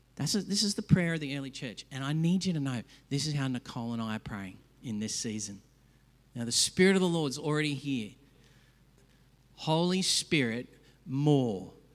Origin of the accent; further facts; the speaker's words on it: Australia; I hate as an Aussie